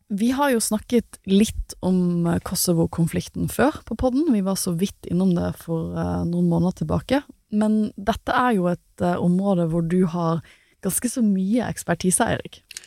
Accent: Norway; jeg er en praktikant fra Norge

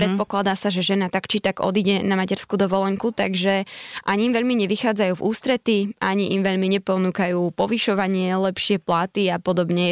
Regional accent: eastern Slovakia, Slovakia; moved away as an adult; also born or lived in Seoul, South Korea; Tak ja som z východu, tak povedzme, že Spíska Nová Ves alebo dobre, Poprad

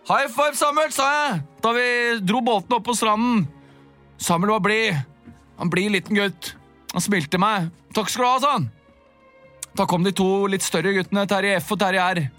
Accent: Oslo, Norway; Jeg har vokst opp på Bjølsen i Oslo.

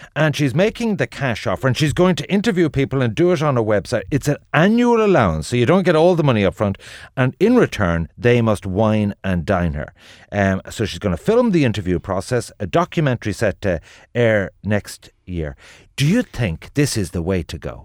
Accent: Ireland

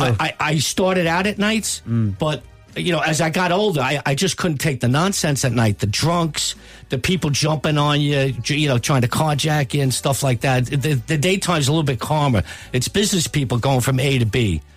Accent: United States

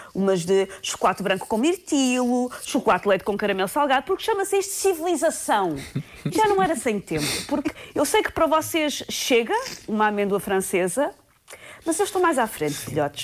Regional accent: Portugal; como boa tuga

